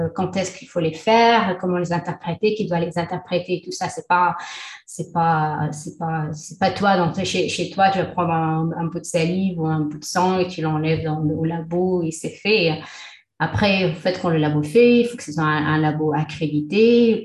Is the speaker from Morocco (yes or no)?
yes; Taza, Fès-Meknès, Morocco; moved away as an adult; also born or lived in Le Mans, France / Nantes, France / Montreal, Canada; now in Qatar; je suis née au Maroc dans une petite ville qui s'appelle Taza.